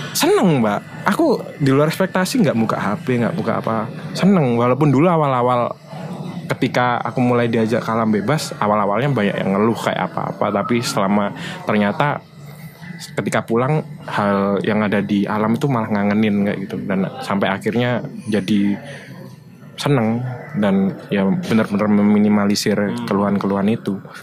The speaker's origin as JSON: {"language": "Indonesian", "town": "Surabaya", "region": "East Java", "country": "Indonesia", "tie": "born or raised there", "said": "aku juga apa ya orang Surabaya asli"}